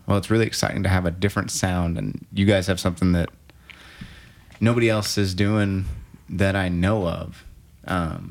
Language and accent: English; Norman, Oklahoma, United States; I actually was born here in Norman